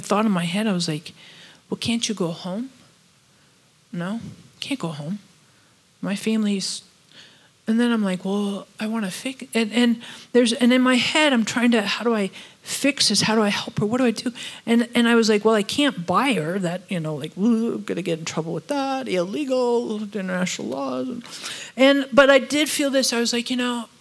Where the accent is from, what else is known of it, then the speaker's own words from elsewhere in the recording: United States; we're all from America